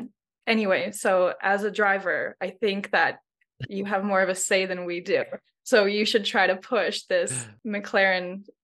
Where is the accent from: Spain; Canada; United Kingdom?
Canada; We know that you are like Lithuanian American. We're Canadian.